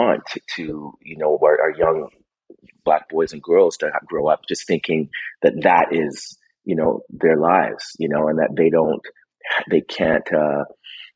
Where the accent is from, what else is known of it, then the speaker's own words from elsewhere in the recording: Vancouver, British Columbia, Canada; I grew up in Vancouver, British Columbia, and most of my work has been done there.